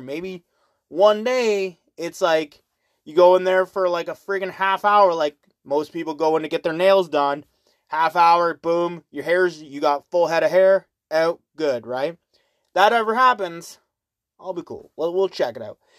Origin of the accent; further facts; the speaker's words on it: Canada; I always say Canada